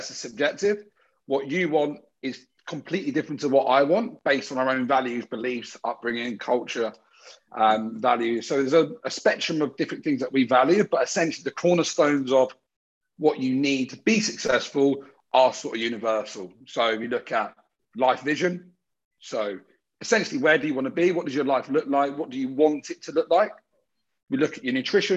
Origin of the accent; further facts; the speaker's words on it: Brighton, South East England, United Kingdom; moved away as an adult; now in Sydney, Australia; I'm from Brighton in the UK, which is down south.